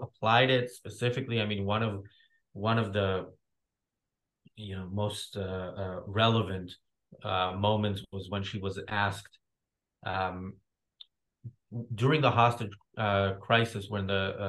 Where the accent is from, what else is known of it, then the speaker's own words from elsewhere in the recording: Israel; moved away; also born or lived in United States; I'm from Israel. I can watch the news from Israel, and it's a topic that I'm already knowledgeable about just because I grew up in it.